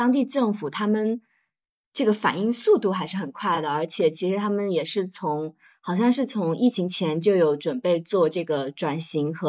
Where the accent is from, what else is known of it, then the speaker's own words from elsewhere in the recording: southern China, China; 作为南方人，我是没有见过这样的烧烤的